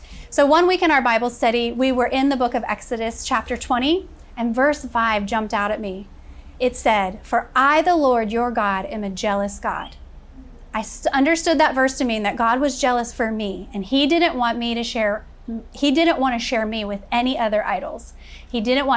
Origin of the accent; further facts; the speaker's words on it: Florida, United States; also born or lived in Kentucky; when I was 6 years old, my father left us and my mother immediately moved us all to Florida, where I was raised and graduated from high school